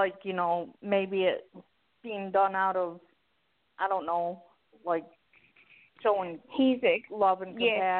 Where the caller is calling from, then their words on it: Lexington, South Carolina, United States; Lexington, South Carolina.